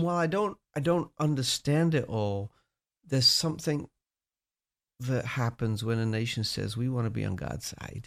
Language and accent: English; United Kingdom; accent: British; moved away